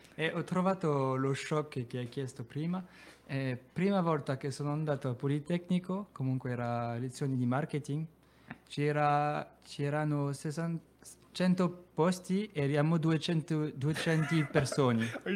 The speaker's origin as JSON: {"language": "Italian", "country": "France", "also_born_or_lived": "Grenoble", "second_language": "Italian", "moved": "as an adult", "lives_now": "Bari, Italy", "said": "io vengo dalla Francia, abito vicino a Lione, una città che si chiama Grenoble"}